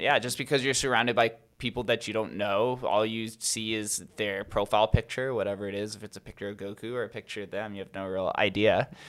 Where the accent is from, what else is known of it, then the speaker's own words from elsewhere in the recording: Las Vegas, Nevada, United States; I'm from Vegas.